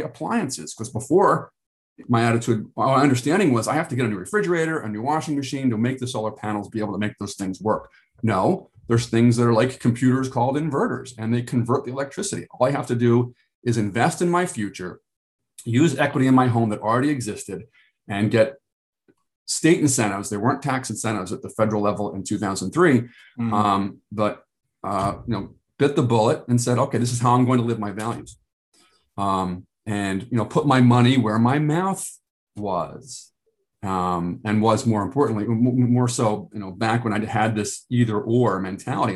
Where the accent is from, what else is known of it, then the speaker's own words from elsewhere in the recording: United States; I'm a American male